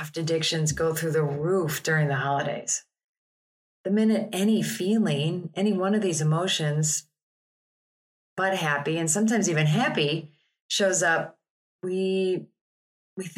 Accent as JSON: {"language": "English", "town": "Chicago", "region": "Illinois", "country": "United States", "said": "I'm from Chicago."}